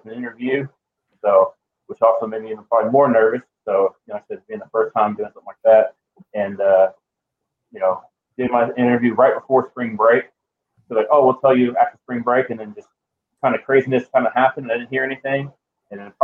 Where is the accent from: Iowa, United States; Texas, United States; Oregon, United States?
Texas, United States; West Columbia; I'm actually from West Columbia.